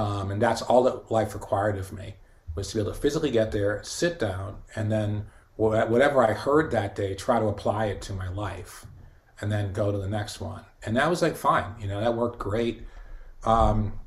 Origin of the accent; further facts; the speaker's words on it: Boston, Massachusetts, United States; my community growing up in Boston in the '70s